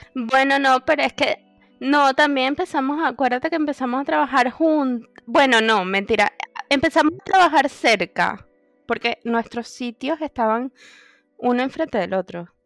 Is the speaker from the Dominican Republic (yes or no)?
no; Venezuela; moved away as an adult; now in Barcelona, Spain; vivo en Barcelona desde hace cinco años y soy venezolana.